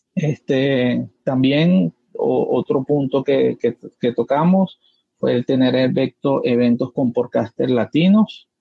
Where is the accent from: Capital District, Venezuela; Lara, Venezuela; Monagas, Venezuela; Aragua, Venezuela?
Capital District, Venezuela; Caracas; soy de Caracas, Venezuela